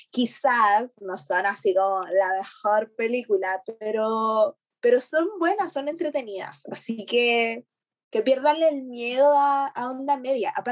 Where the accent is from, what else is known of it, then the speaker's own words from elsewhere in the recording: Chile; Ah, estoy como, mm, como actriz chilena